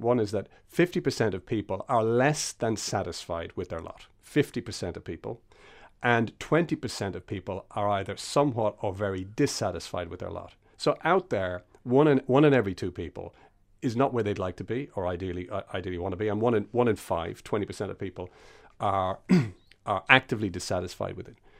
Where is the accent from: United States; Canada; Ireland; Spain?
Ireland; Castlebellingham, Leinster; I grew up in Castle Bellingham outside of Dundalk